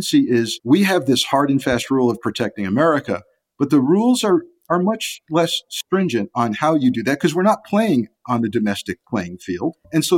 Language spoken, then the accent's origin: English; Southern Connecticut, United States; being an 11-year-old kid in Connecticut and growing up in the Southern Connecticut media market